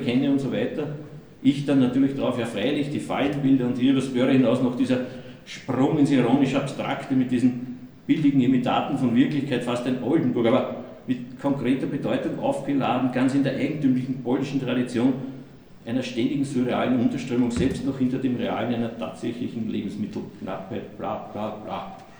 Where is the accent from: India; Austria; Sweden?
Austria; accent: Austrian dialect; in meinem österreichischen Dialekt